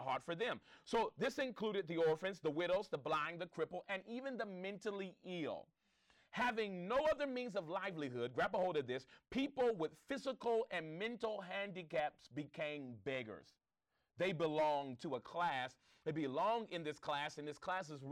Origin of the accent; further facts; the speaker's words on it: Los Angeles, California, United States; I grew up in the Crenshaw District